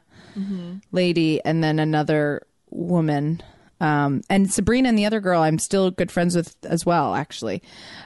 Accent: Toronto, Ontario, Canada; I'm from Toronto

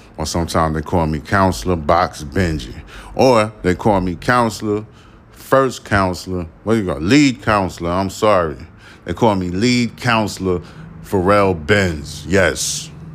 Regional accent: New York City, New York, United States; I'm a New Yorker

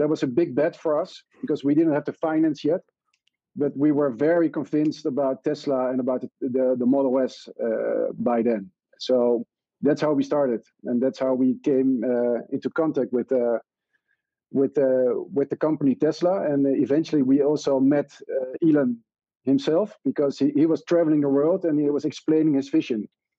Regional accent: Netherlands; we said we're from Mr. Green, and we are from the Netherlands, and we came here because we made our target.

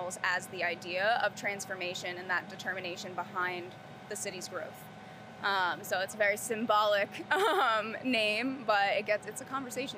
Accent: Philadelphia, Pennsylvania, United States; now in Charlotte, United States; When I came down here, I'm originally from Philadelphia, and I came from a city of murals.

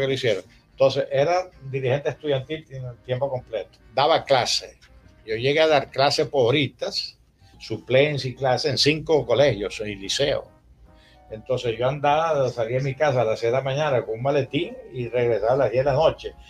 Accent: La Concepción, Zulia, Venezuela; also born or lived in Spain / Paris; yo me crié oyendo Ranchera en la Concepción

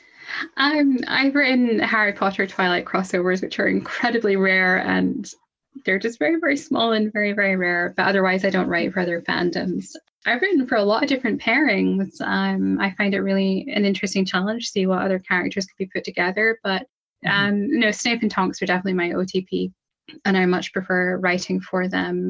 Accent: Scotland, United Kingdom; I'm from Scotland. I'm in Scotland

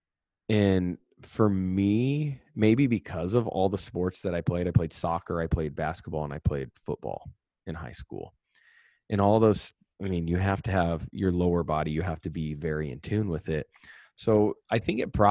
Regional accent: North Platte, Nebraska, United States; I came from North Platte, Nebraska. My dad's a teacher and a coach. My mom stayed at home.

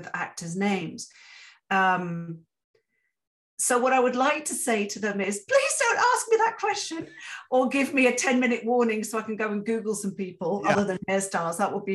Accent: Interlaken, Bern, Switzerland; moved away as an adult; also born or lived in England; now in Canada; my hometown in Switzerland, in Interlaken

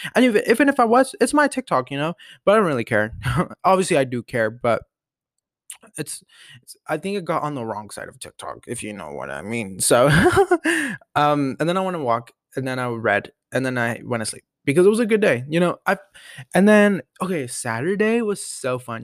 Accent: Denver, Colorado, United States; I was born in Denver. Born and raised.

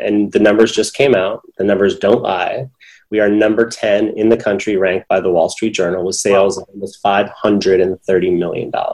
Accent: San Francisco, California, United States; moved away as an adult; now in Los Angeles, United States; I grew up in San Francisco, but my okay. family is uh, is from India and Pakistan

